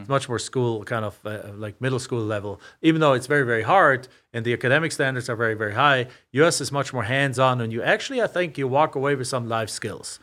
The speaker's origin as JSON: {"language": "English", "country": "Germany", "also_born_or_lived": "Macomb, Illinois", "moved": "yes", "lives_now": "Phoenix, United States", "said": "I'm from a small town in Germany."}